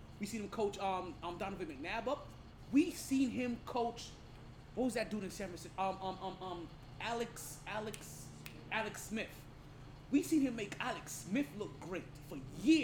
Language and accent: English; Jamaica; I'm Jamaican